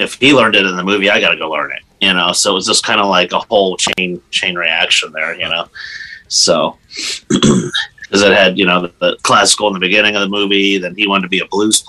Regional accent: Erie, Pennsylvania, United States; Erie, PA. I live right on Lake Erie. Actually, I'm that little edge at the top of Pennsylvania there. So I've been here all my life

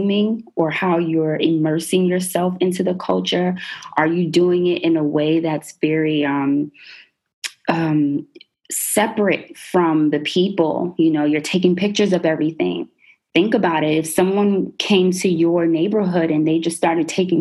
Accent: United States; nationally I'm American

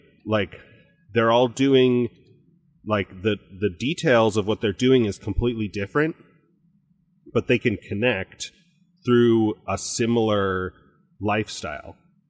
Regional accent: Virginia, United States; I am from Virginia on the coast, but there's also the sounds and other water there. And we have these boats and my dad had this boat and I do this boat.

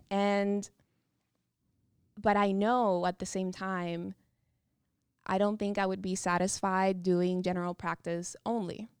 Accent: Dominican Republic; moved away as an adult; also born or lived in Virginia, United States; now in United States; I'm a from the Dominican Republic

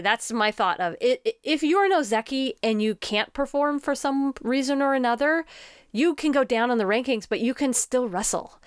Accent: United States; an American woman

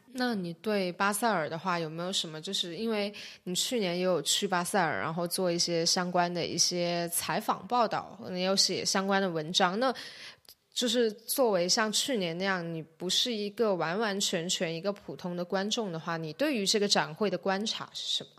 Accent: Shenzhen, Guangdong, China; 我是深圳人，然后我现在正，呃，在香港中文大学读，呃，艺术史的博士学位

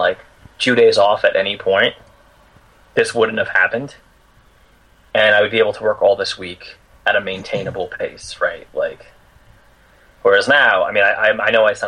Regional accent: East Coast, United States; I'm from the East Coast, so we work, like, 70 hours a week.

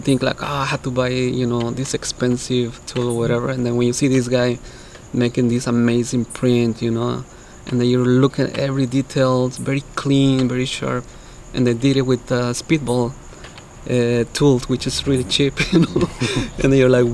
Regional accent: Veracruz, Mexico; now in Los Angeles, United States; I'm from Veracruz

